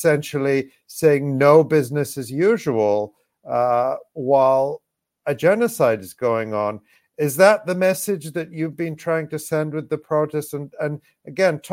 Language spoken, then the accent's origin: English; United States; I was born in the States